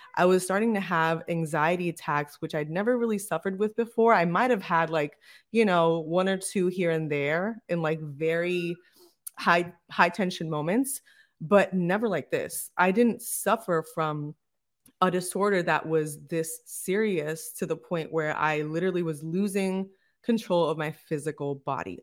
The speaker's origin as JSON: {"language": "English", "town": "Bayamón", "country": "Puerto Rico", "tie": "born or raised there", "said": "We were actually born and raised in the same city in Bayamón"}